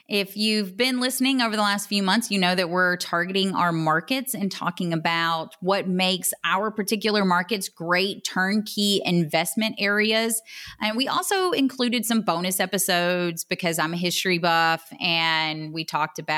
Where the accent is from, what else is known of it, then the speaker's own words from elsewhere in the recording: North Georgia, United States; I was born and raised in North Georgia, so Chattanooga is just a hop, skip, and a jump from North Georgia, the North Georgia area.